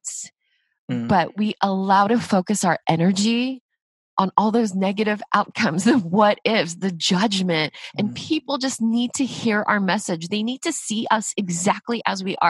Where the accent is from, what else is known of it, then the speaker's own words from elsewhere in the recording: United States; I'm Korean, I'm Asian American